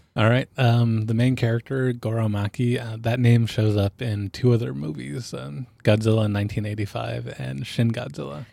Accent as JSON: {"language": "English", "region": "Alaska", "country": "United States", "tie": "born or raised there", "said": "I grew up in Alaska, which meant that I was around guns growing up."}